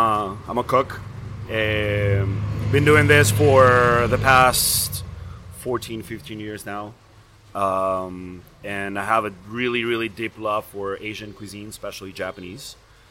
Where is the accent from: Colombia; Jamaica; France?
Colombia; moved away as an adult; now in United States; I am second generation German Colombian. I've been living in the States for the past 13 years now. Born and raised in Colombia. I'm a mix of a lot of cultures.